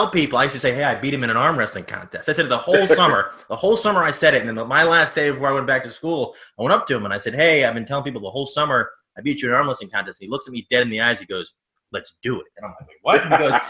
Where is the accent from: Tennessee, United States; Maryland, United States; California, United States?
Maryland, United States; Baltimore; I'm from Baltimore.